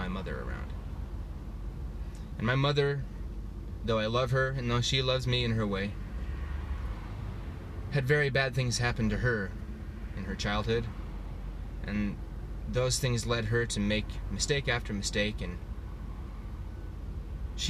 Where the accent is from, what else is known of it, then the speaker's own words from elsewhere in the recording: Utah, United States; I'm from Utah, home of the Mormons, which I was as a child.